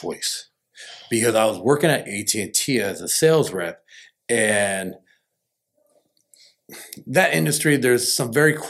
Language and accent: English; Rancho Cucamonga, California, United States; I'm from the Inland Empire Ranch, Cucamonga.